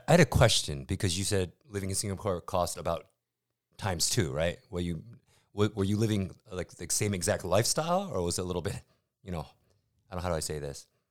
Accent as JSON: {"language": "English", "country": "United States", "moved": "as an adult", "lives_now": "Taiwan", "said": "as an American"}